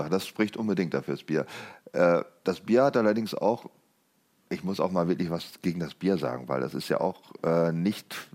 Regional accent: Lower Saxony, Germany; ich bin ja aufgewachsen im Westniedersachsen

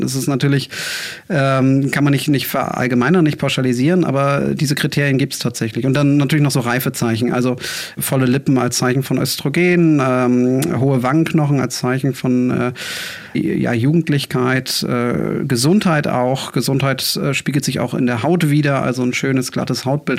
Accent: Bremen, Germany; also born or lived in Hamburg; ich äh, bin gebürtiger Bremer, bin dann zum Studium nach Hamburg gegangen

